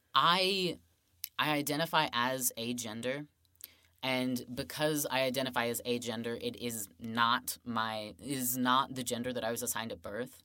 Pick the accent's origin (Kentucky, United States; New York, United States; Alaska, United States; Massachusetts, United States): Kentucky, United States; Woodford County; I grew up in Woodford County, which is about twenty minutes away